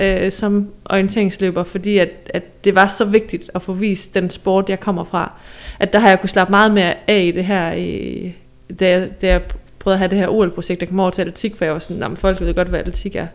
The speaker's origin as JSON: {"language": "Danish", "area": "Southern Jutland", "region": "Southern Denmark", "country": "Denmark", "said": "nede fra Sønderjylland, hvor jeg er fra"}